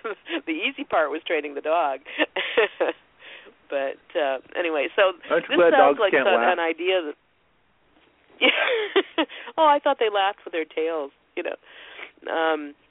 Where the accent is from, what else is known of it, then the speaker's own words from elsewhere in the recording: Ohio, United States; I'm country girl from Ohio.